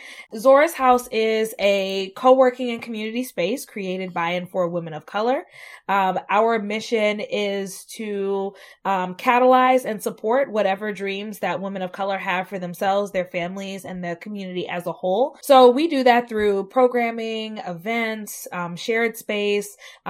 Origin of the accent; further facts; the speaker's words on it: the South, United States; moved away as an adult; I was raised in the South. I moved to the Midwest for the first time as an adult.